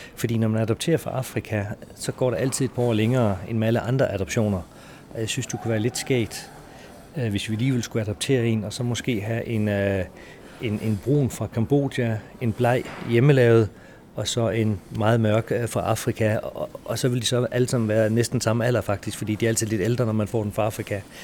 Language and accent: Danish; Denmark; moved away as an adult; also born or lived in Singapore / Shanghai / Dubai; Jeg er adopteret fra Danmark til Danmark.